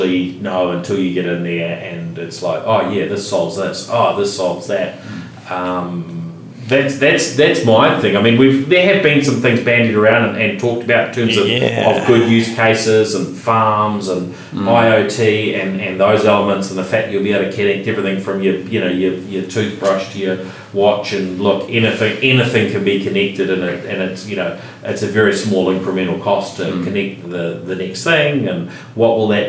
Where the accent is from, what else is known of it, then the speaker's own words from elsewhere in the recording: Christchurch, Canterbury, New Zealand; when I was growing up in Christchurch, if I could get online here, I had a dial-up, modem, living not too far from where we're sitting now